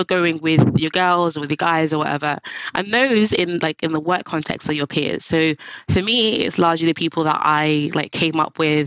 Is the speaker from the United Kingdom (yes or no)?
yes; London, United Kingdom; I went to school in East London